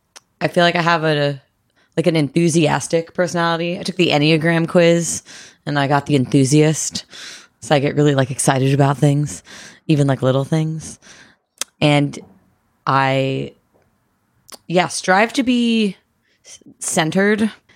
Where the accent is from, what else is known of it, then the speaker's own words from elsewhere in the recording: East Coast, United States; I'm 27. I'm from the East Coast.